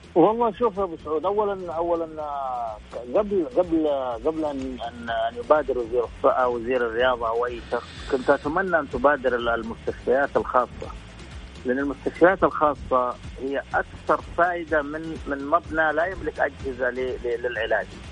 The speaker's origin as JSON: {"language": "Arabic", "country": "Saudi Arabia"}